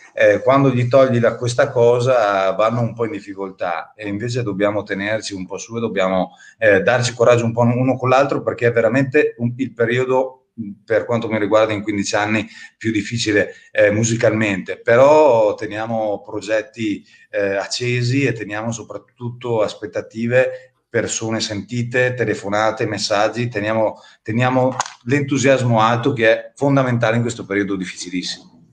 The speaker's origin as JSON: {"language": "Italian", "town": "Avio", "region": "Trentino-Alto Adige", "country": "Italy", "tie": "born or raised there", "moved": "yes", "said": "nel mio comune d'origine di Avio"}